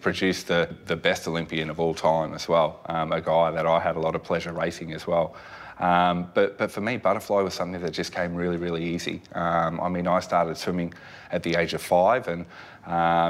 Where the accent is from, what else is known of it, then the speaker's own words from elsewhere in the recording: North Queensland, Australia; also born or lived in Redcliffe, Queensland; we grew up in North Queensland, so it was an environment where if you weren't in the pool, you're in a creek